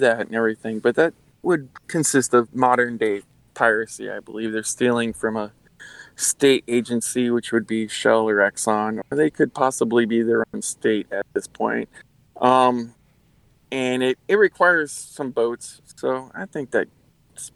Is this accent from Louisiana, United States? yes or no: yes; Louisiana, United States; I'm from Louisiana